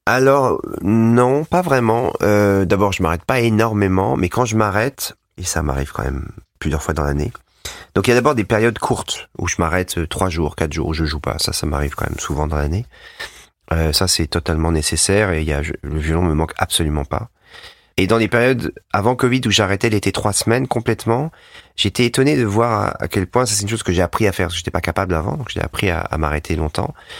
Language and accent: French; Savoie, Auvergne-Rhône-Alpes, France; on vient tous les deux de la Savoie